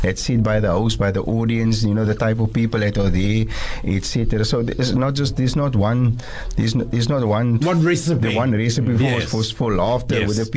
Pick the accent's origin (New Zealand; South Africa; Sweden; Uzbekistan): South Africa; Cape Town, Western Cape; I'm local